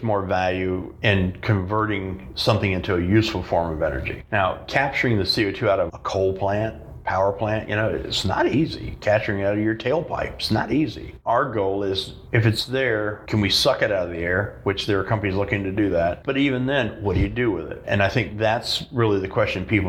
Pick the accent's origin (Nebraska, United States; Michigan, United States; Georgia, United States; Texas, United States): Texas, United States; I grew up in Texas as a kid